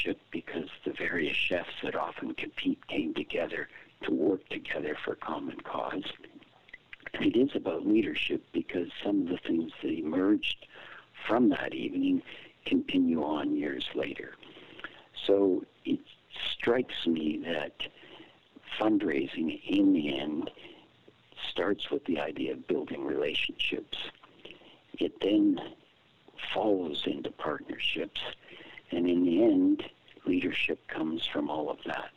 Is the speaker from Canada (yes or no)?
yes; Toronto, Ontario, Canada; also born or lived in Trinidad / Chicago; You and I grew up in Toronto when it was a white city.